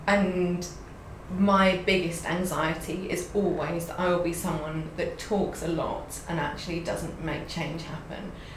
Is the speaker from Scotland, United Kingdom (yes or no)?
no; London, United Kingdom; as a Londoner